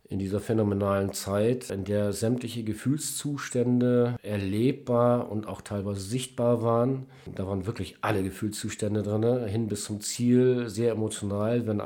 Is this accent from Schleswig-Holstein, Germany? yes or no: yes; Kappeln, Schleswig-Holstein, Germany; liegt die Stadt Kappeln, meine alte Heimat. Da möchte ich hin.